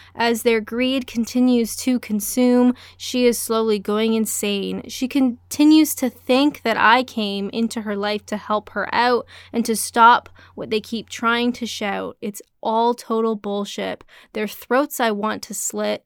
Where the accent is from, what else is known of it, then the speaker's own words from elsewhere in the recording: Canada; I'm Canadian